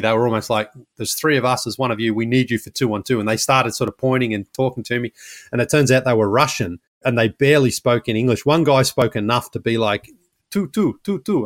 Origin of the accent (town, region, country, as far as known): Australia; now in United States